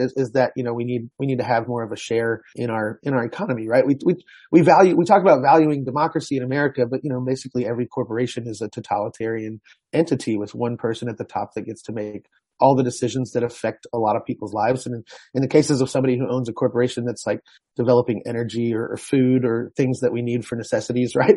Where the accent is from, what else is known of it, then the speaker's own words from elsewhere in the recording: Houston, Texas, United States; Houston as uh, it's my hometown